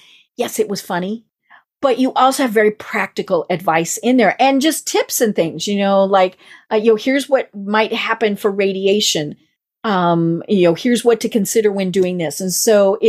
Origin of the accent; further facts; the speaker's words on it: Midwest, United States; accent: Midwest; my Midwest accent